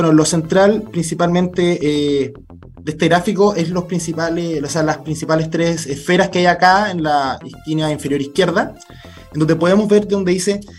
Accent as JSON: {"language": "Spanish", "town": "Santiago", "region": "Santiago Metropolitan Region", "country": "Chile", "said": "yo soy, soy de Santiago"}